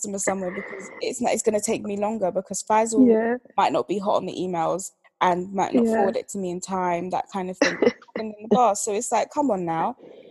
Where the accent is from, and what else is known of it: Nigeria